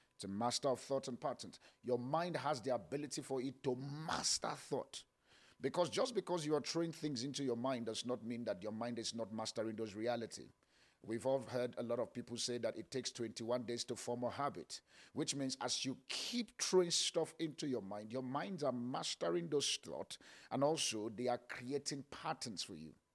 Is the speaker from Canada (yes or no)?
no; Kaduna, Kaduna State, Nigeria; I was born in Kaduna Barrack.